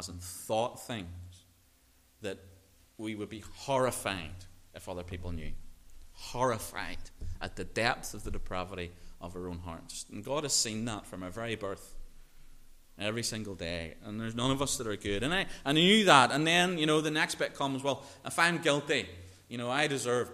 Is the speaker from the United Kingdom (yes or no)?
yes; Northern Ireland, United Kingdom; growing up in Northern Ireland